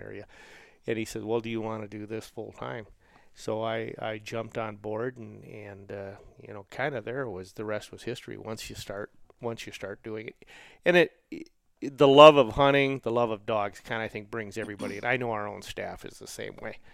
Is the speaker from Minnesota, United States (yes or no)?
yes; Roseville, Minnesota, United States; I grew up in Roseville, Minnesota, which is a suburb of the cities